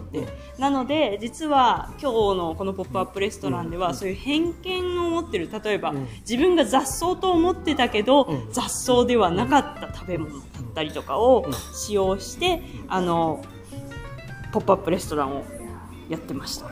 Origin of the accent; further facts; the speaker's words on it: Susono, Shizuoka, Japan; moved away as an adult; also born or lived in Netherlands; 今日はあの私のまあ生まれ育った静岡県裾野市にいます